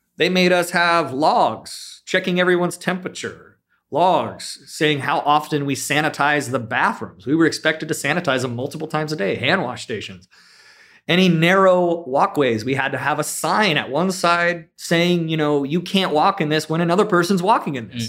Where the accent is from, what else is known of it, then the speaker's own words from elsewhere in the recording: South Bay, California, United States; also born or lived in San Luis Obispo; I grew up in the South Bay, very similarly to, um, Richard